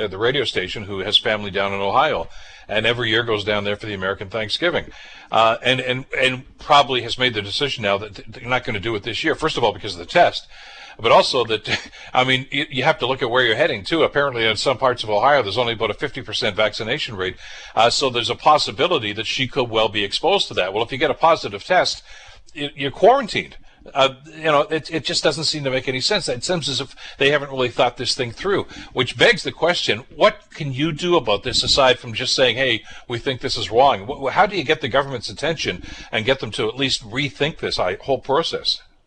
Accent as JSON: {"language": "English", "region": "Southern Ontario", "country": "Canada", "tie": "born or raised there", "said": "somebody who's born and raised in Southern Ontario"}